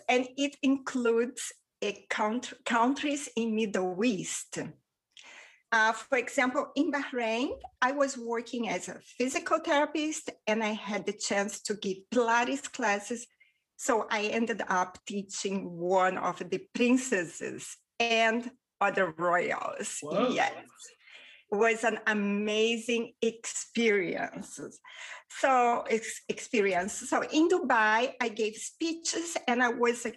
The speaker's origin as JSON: {"language": "English", "region": "Rio de Janeiro", "country": "Brazil", "tie": "born or raised there", "first_language": "Portuguese", "second_language": "English", "moved": "yes", "lives_now": "Spain", "said": "I was raised in Rio de Janeiro, Brazil. I currently live in Spain with my wonderful husband"}